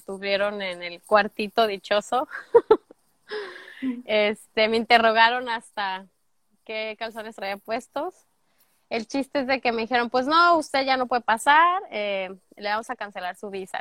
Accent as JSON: {"language": "Spanish", "town": "Guadalajara", "region": "Jalisco", "country": "Mexico", "also_born_or_lived": "Lagos de Moreno, Jalisco", "moved": "as an adult", "lives_now": "United States", "said": "soy de Guadalajara, Tapatía, 50% Tapatía, 50% laguense, lagueña, alteña, no sé cómo se le diga, de los Altos de Jalisco por parte de mi mamá. Tengo ya en Estados Unidos, este junio sería nueve años ya"}